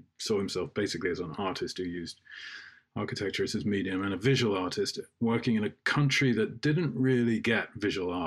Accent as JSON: {"language": "English", "region": "England", "country": "United Kingdom", "said": "when people asked, as they often did in England, that we were Jewish by race and Christian"}